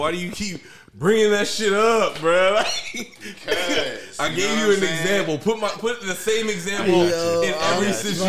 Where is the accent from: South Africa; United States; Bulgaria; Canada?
United States; Florida; I'm from Florida, I'm from the South.